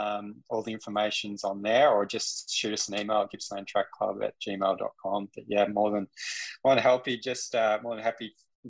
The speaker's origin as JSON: {"language": "English", "town": "Newry", "region": "Northern Ireland", "country": "United Kingdom", "tie": "born or raised there", "said": "Growing up in Newry, it was just me, myself, and I most days, still is, going out training."}